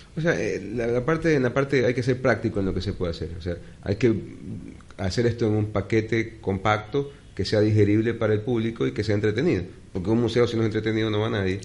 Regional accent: Guayaquil, Guayas, Ecuador; como guayaquileño

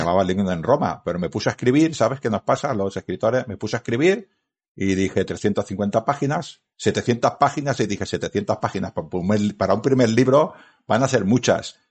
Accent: Badalona, Catalonia, Spain; Y en mi ciudad natal, mi ciudad de donde yo crecí, en mi ciudad donde yo encontré a mi mujer y me casé, es Badalona

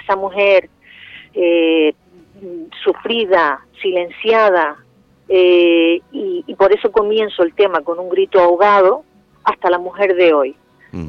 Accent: Canary Islands, Spain; Canarias y por mi tierra

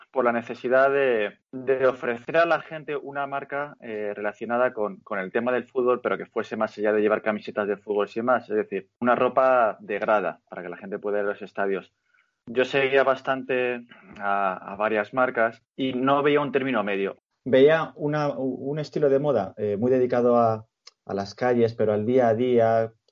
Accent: Madrid, Community of Madrid, Spain; Mi relación previa con el fútbol, bueno, yo soy de Madrid y yo era socio y abonado de, uno de los dos grandes, vamos a dejarlo ahí.

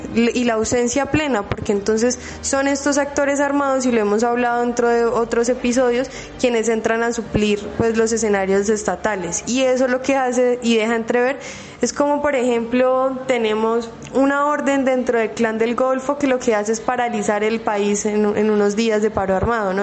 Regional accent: Colombia; como colombianos

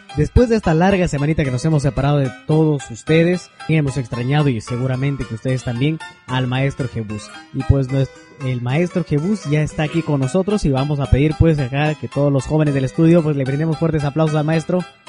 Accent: Peru; nosotros que somos peruanos

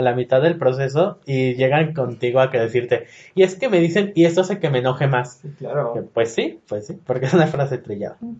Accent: Guadalajara, Jalisco, Mexico; soy de Guadalajara.

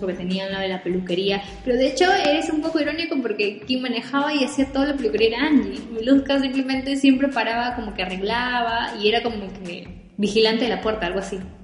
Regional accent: Peru; nosotros como peruanos

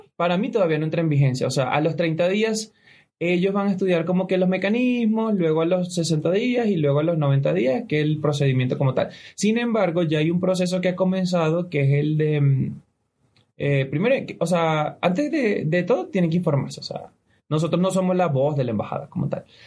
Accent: Venezuela; now in Ecuador; somos tres venezolanos que vivimos en Ecuador

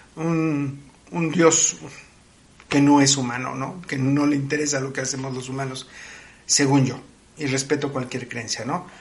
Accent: Mexico

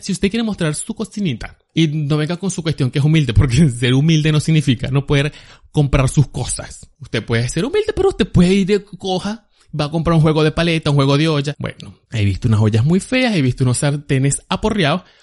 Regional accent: Agua Viva, Venezuela; moved away as an adult; now in United States; si yo viviera allá en Agua Viva, de donde yo soy

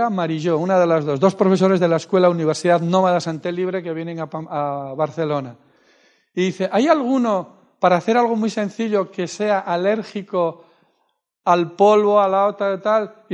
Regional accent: Argentina; sabes que soy de Argentina, yo vivía en Mendoza

